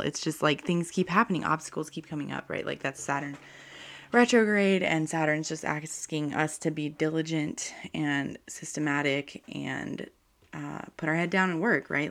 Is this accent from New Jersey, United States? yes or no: no; North Carolina, United States; I'm from North Carolina, and we have, like, hurricanes and um, lots of thunderstorms.